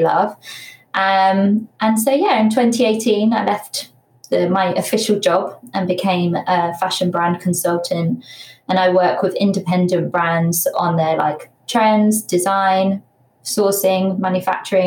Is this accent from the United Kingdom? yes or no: yes; Bedfordshire, East of England, United Kingdom; also born or lived in Leicester; I'm from Bedfordshire.